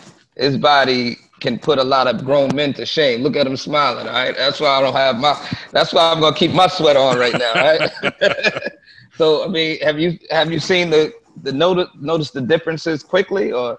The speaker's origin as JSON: {"language": "English", "region": "East Coast", "country": "United States", "said": "we're from the East Coast, as this is the land of wings and rice, and it's a lot of bad food out here, man."}